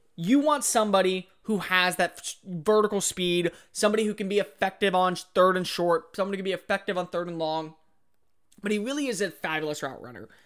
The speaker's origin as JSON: {"language": "English", "town": "The Woodlands", "region": "Texas", "country": "United States", "tie": "born or raised there", "said": "the Woodlands, Texas, my hometown"}